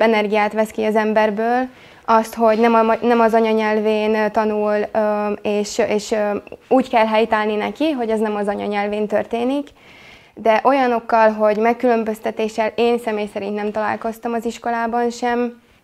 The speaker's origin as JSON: {"language": "Hungarian", "country": "Slovakia", "said": "kisebbségi magyarként élünk Szlovákiában"}